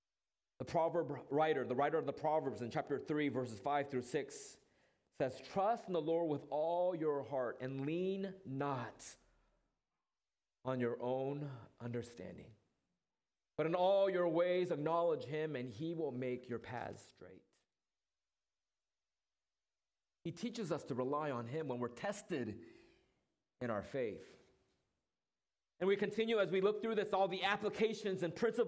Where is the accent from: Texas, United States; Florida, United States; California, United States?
California, United States; Orange County; moved away; Orange County, that's my hometown